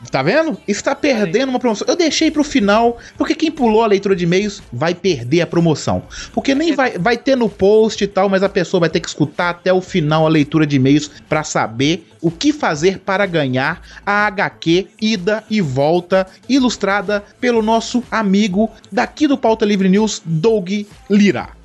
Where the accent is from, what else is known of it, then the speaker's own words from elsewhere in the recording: Belo Horizonte, Minas Gerais, Brazil; eu sou de Belo Horizonte